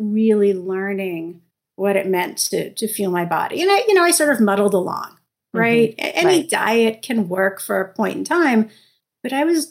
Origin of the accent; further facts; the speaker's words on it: New York City, New York, United States; moved away; I grew up in New York City where we have tons of food options